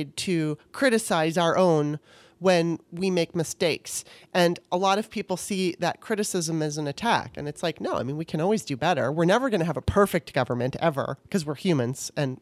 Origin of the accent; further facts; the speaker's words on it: Southern California, United States; I was raised in Southern California